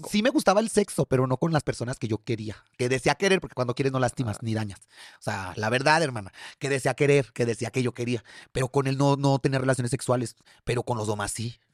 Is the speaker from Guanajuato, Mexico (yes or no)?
yes; León, Guanajuato, Mexico; moved away as an adult; also born or lived in Mexico City; me tuve que regresar nuevamente a la Ciudad de León